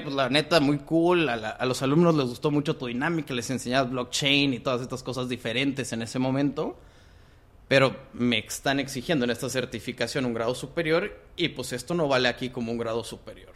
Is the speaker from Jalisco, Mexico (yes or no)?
no; Monterrey, Nuevo León, Mexico; moved away as an adult; also born or lived in Guatemala / Mexico City; Y aquí en Monterrey estoy prácticamente toda mi vida hasta la prepa